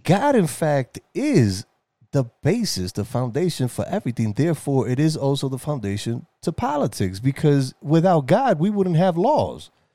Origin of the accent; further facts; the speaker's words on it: New York City, New York, United States; as a New Yorker, as, you know, as a young man